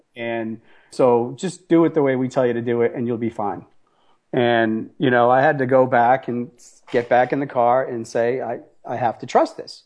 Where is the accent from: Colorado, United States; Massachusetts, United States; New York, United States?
Massachusetts, United States; Boston; I'm an Italian from Boston